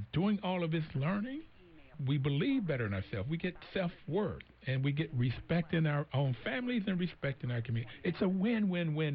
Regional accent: Bluefield, United States; growing up in Bluefield, growing up in these southern places

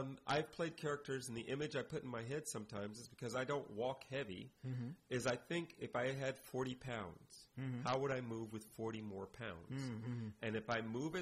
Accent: United States; as an American

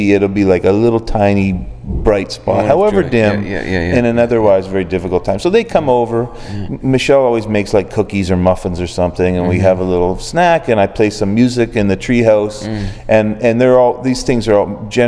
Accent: Oshawa, Ontario, Canada; also born or lived in Guelph, Ontario; now in Ottawa, Canada; I grew up in Oshawa

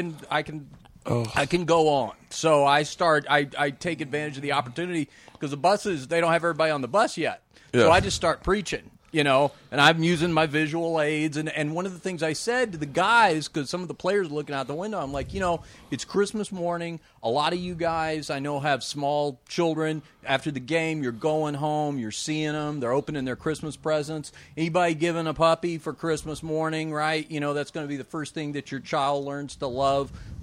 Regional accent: Dallas, Texas, United States; I'm from Dallas originally

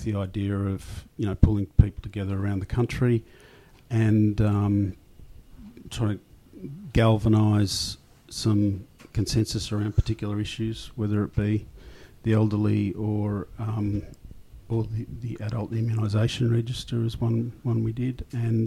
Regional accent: Australia; I'm Australian

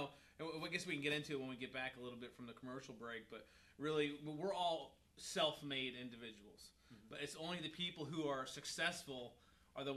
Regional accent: New York, United States; where I grew up in New York

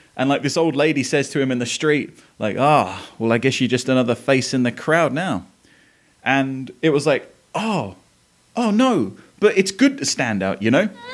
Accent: Essex, East of England, United Kingdom; now in Tennessee, United States; I live in Tennessee. I grew up in Essex in England

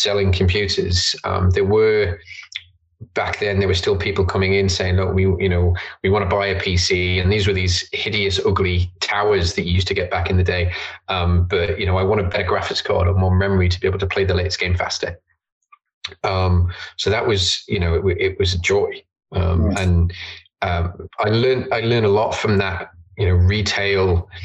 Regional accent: Isle of Man; Born and bred in the Isle of Man, grew up here.

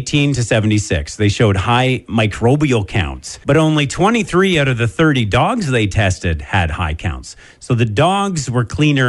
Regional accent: Canada; since we're Canadian

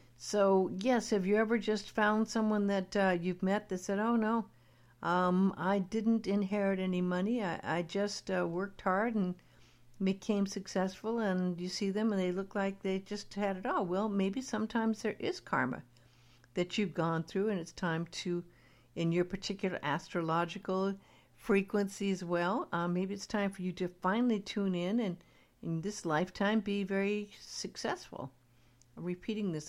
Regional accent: Beverly Hills, California, United States; I grew up in Beverly Hills

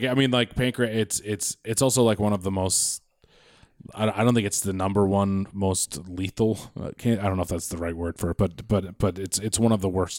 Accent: Quincy, Massachusetts, United States; moved away as an adult; now in Los Angeles, United States; I'm from Quincy, Massachusetts.

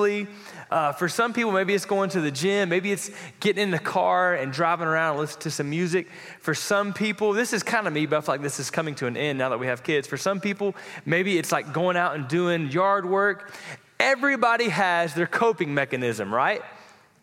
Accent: Florida, United States; I grew up in Florida, and my wife and I did

